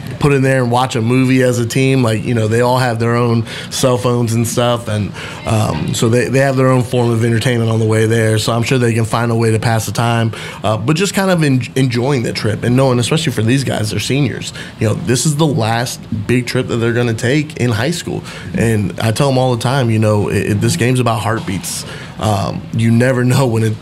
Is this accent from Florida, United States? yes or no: yes; Central Florida, United States; moved away; how I grew up in Central Florida